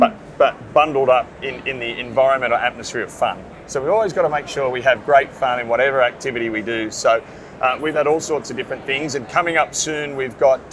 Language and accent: English; Sydney, New South Wales, Australia; I come from Sydney, Australia, where I'm a PSP, a print service provider, working in a company called Blue Star Print